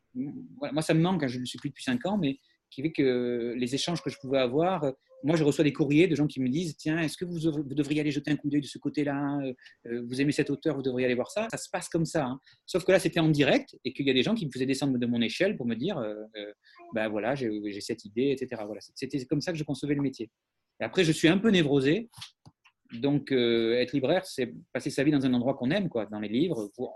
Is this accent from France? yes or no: yes; Talence, Nouvelle-Aquitaine, France; on est de Talence, qui est, la une banlieue bordelaise